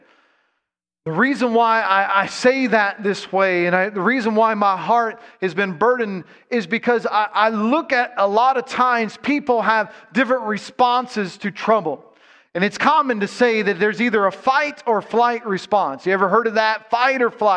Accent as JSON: {"language": "English", "region": "Ohio", "country": "United States", "said": "I'm from Ohio"}